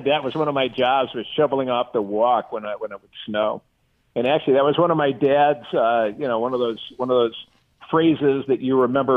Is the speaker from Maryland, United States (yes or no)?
no; Northern Illinois, United States; I'm from Northern Illinois